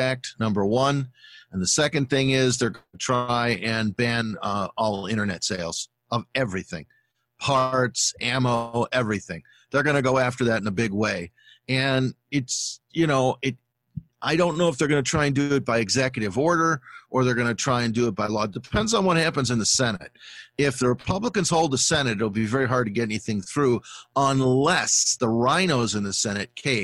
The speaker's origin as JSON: {"language": "English", "town": "Chicago", "region": "Illinois", "country": "United States", "said": "I'm from Chicago."}